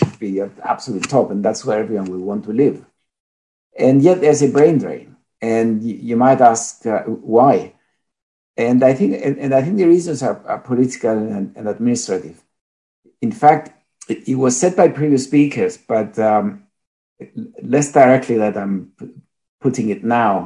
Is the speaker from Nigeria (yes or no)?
no; Cyprus; also born or lived in Greece; now in England, United Kingdom; I am Greek and I feel Greek, but I was born in Cyprus and live in England most of the time